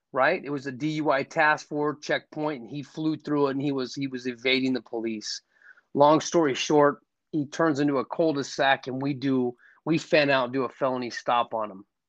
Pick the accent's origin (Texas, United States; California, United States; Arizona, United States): Arizona, United States; Scottsdale; I'm from Scottsdale, Arizona. Was raised in a in a in a good family